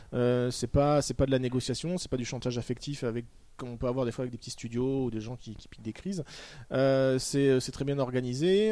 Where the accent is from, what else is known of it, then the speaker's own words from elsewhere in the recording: Toulouse, Occitania, France; je suis né à Toulouse